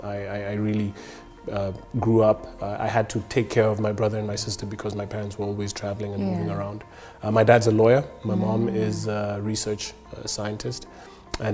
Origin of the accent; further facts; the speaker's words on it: Nairobi, Kenya; I grew up in Nairobi